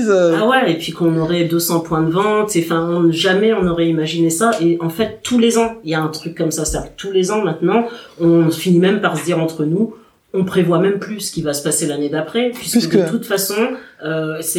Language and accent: French; Guadeloupe; on leur dit Guadeloupe